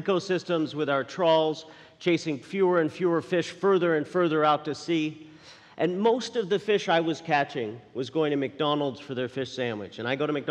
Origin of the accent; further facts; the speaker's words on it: Newfoundland and Labrador, Canada; moved away; I was born and raised in Newfoundland, Canada, dropped out of high school when I was 14 and headed out to sea